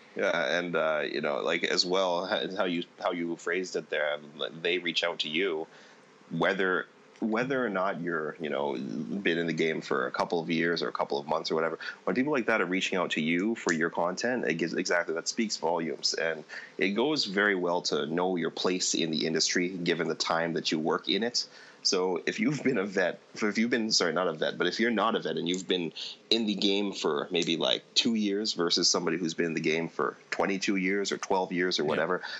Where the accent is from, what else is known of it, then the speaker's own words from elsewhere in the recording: Toronto, Ontario, Canada; I grew up in Toronto. I lived in the West End.